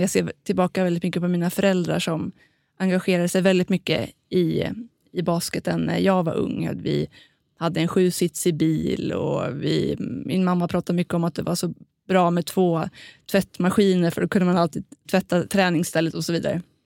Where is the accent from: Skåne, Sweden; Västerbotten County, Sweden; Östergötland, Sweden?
Östergötland, Sweden; Linköping; moved away as an adult; now in Stockholm, Sweden; jag kommer från Linköping men har ju bott då mitt vuxna liv i Stockholm